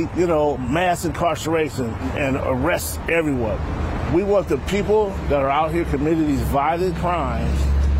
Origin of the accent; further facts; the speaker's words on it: Oakland, California, United States; I'm a black man born and raised in Oakland.